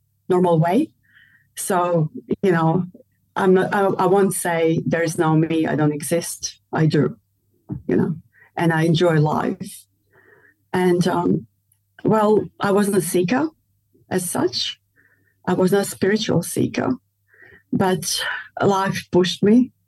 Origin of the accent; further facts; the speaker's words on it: Melbourne, Victoria, Australia; I'm from Australia